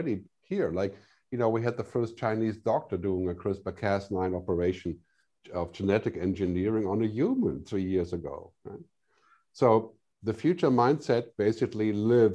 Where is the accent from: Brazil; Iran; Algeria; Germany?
Germany; now in Switzerland; I'm from Germany